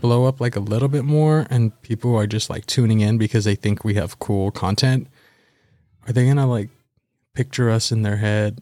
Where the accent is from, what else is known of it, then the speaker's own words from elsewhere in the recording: Baldwin Park, California, United States; I am from Baldwin Park, California